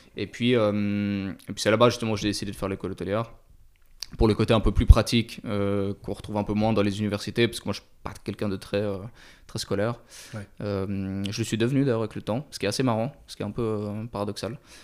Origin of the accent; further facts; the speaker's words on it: Switzerland; moved away as an adult; j'ai grandi en Suisse, j'ai vécu un petit peu à l'étranger